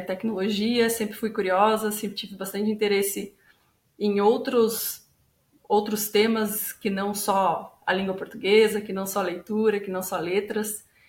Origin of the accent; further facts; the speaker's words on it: interior of São Paulo, Brazil; moved away as an adult; now in Curitiba, Brazil; sou do interior de São Paulo originalmente